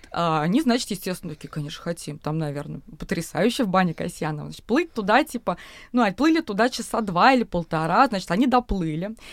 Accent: Moscow, Russia; сколько мы упреков получили, что мы москвичи, что мы зажрались

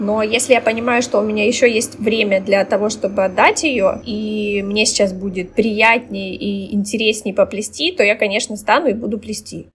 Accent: Russia; moved away as an adult; also born or lived in Istanbul, Turkey; now in Batumi, Georgia; мы э, уезжаем из Батуми, да, возвращаемся в Россию

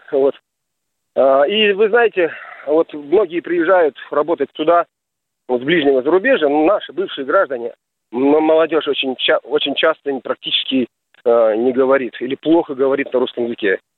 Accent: Pakistan; Russian is a second language; Вы знаете, я сам из Пакистана, и у нас, mm конечно, должен сказать, долгие годы

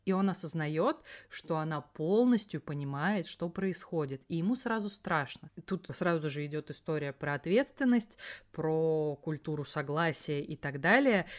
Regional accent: Elektrostal, Moscow Oblast, Russia; в моем родном городе электросталь не было

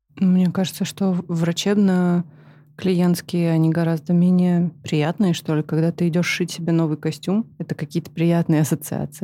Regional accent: Karaganda, Karaganda Region, Kazakhstan; moved away; я выросла в Казахстане, в городе Караганда

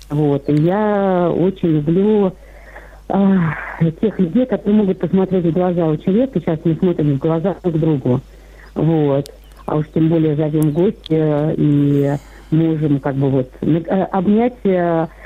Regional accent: Moscow, Russia; now in Ivanovo Oblast, Russia; я вам уже звонила, я москвичка, но теперь живу в деревне в Ивановской области.

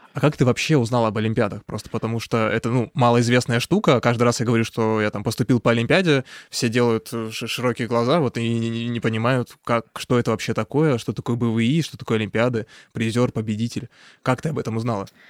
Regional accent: Krasnodar, Krasnodar Krai, Russia; moved away; also born or lived in Saint Petersburg; я тоже из Краснодара

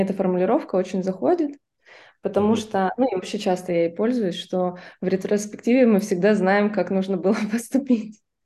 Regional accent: Vladivostok, Primorsky Krai, Russia; я из Владивостока, подключилась, ну, отсюда же, из Владивостока.

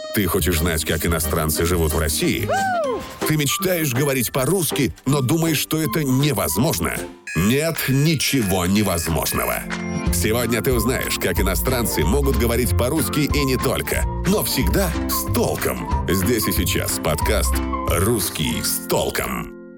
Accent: Bodh Gaya, Bihar, India; Russian is a second language; now in Russia; я из Индии, и вы будете удивлены, узнав, что я из того города, где Будда стал просветленным. И вот поэтому город получил свое название в честь Будды, и сейчас мы называем этот город Бодгая

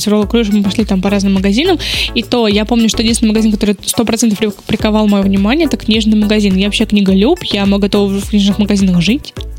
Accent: Ryazan, Ryazan Oblast, Russia; Я из Рязани

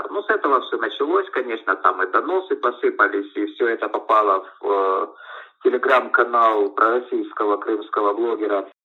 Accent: Kryvyi Rih, Dnipropetrovsk Oblast, Ukraine; now in Crimea; поскольку я приехал из Кривого Рога, там на то время были живы еще родители, сейчас умерли, к сожалению, родственники там, ну и до сих пор многие остаются.

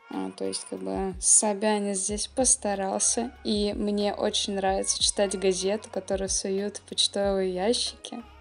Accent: Moscow, Russia; Я родом из Москвы.

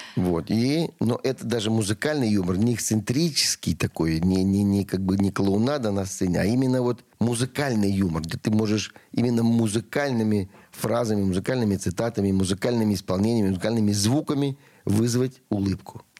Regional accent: Russia; я из России в любом месте.

